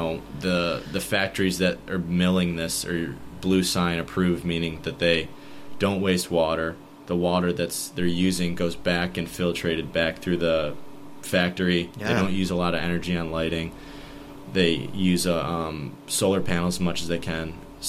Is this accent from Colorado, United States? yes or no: no; Fayetteville, New York, United States; Fayetteville, New York. {S2} Okay. {S1} With my parents. And we actually lived in Manlius in Casanova. Went to Manlius, then ended up staying in Fayetteville. Went to high school in Jamesville.